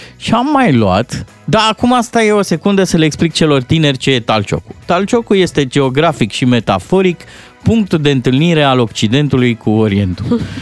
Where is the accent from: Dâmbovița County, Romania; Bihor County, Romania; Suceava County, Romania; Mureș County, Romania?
Dâmbovița County, Romania; Târgoviște; orașul meu natal, așa a apărut. Îl cheamă Târg Goviște